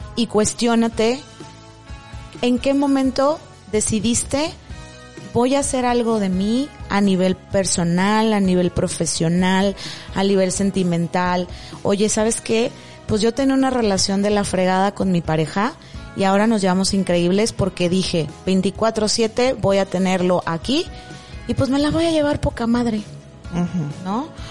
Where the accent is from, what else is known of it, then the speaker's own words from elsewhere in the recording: Mexico; estábamos como mexicanos